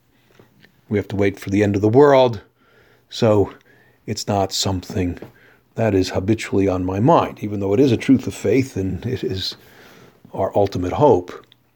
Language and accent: English; New Jersey, United States; I come from the New York area, grew up in New Jersey